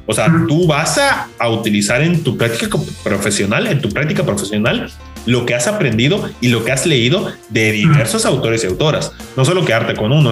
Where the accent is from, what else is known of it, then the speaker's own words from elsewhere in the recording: Mexico; yo como mexicano